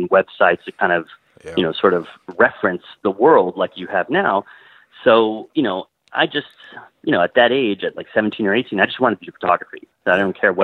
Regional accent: Miami, Florida, United States; I grew up in Miami

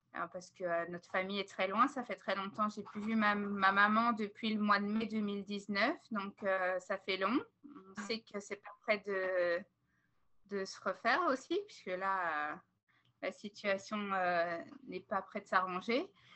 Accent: Belgium; moved away as an adult; now in Vancouver Island, Canada; On est une famille belge

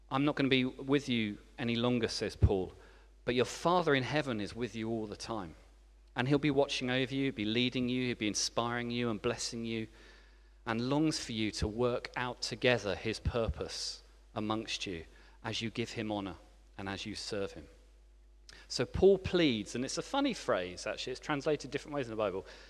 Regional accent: England, United Kingdom; moved away as an adult; also born or lived in France; as an English person who had just arrived

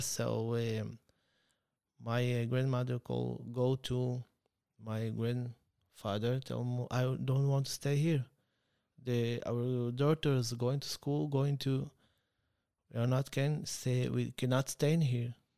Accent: Beersheba, Southern District, Israel; English is a second language; I grew up in Beersheba

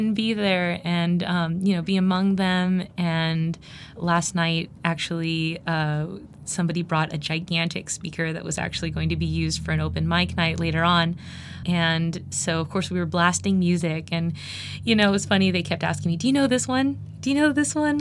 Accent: California, United States; moved away as an adult; now in Bloomington, Indiana, United States; I grew up in California

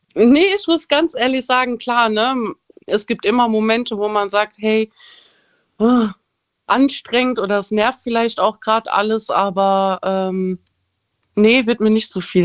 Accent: Frankfurt, Hesse, Germany; ich komme aus Frankfurt

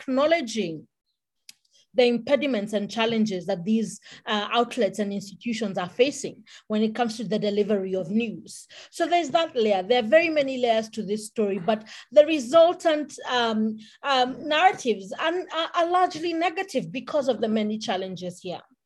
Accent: Kenya; I'm a Kenyan

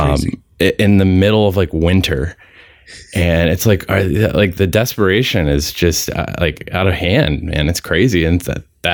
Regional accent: East Coast, United States; also born or lived in Pittsburgh area; I'm from the East Coast

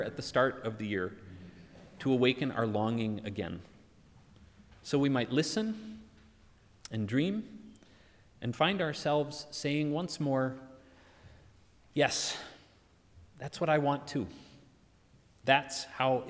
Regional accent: United States; moved away; In my home country, so enamored with firearms

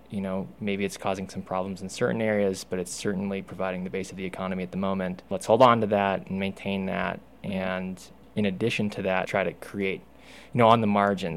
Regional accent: Salt Lake City, Utah, United States; now in Moab, United States; I am a native Utahn in that I grew up in Salt Lake City

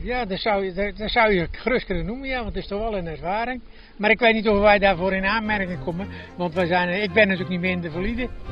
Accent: Netherlands; ik ben natuurlijk geboren in de Hanepoel

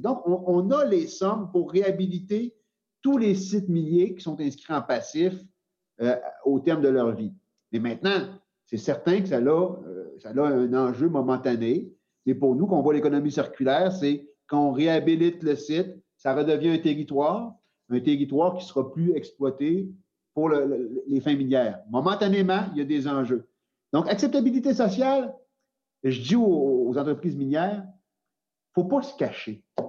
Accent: Quebec, Canada; c'est chez nous, au Québec

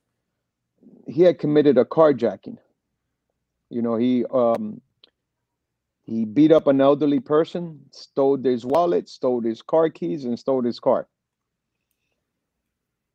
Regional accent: Miami, Florida, United States; also born or lived in Los Angeles, California; I was born in L.A., Los Angeles, and then raised here in Miami, Florida. And I lived here pretty much all my life.

